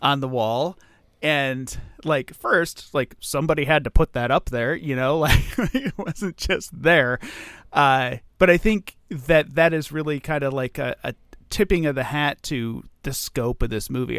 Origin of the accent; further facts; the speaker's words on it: United States; as an American